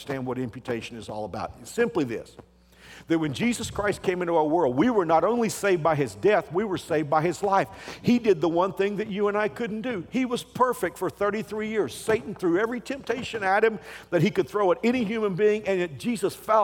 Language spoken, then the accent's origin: English; Texas, United States; moved away; also born or lived in Houston; I grew up in Texas